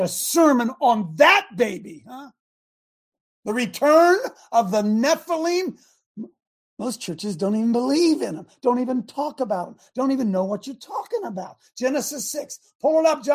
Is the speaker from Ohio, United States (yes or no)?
yes; Ohio, United States; I live here. I mean, it's my hometown.